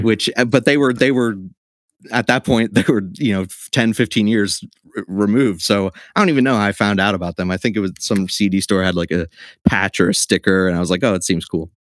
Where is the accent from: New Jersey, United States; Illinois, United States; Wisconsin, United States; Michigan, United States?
New Jersey, United States; Trenton; also born or lived in Baltimore; grew up in Trenton. I've lived here my whole life